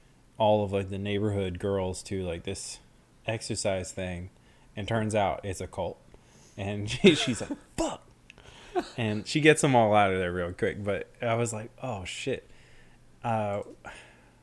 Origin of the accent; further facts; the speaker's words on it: Long Island, New York, United States; I was born on Long Island.